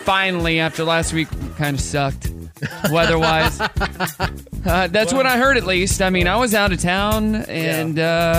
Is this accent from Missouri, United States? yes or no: yes; Southwest City, Missouri, United States; moved away as an adult; also born or lived in Northwest Arkansas; now in Bentonville, United States; I'm from Southwest City, Missouri. Okay. That's where I grew up from until I was 18.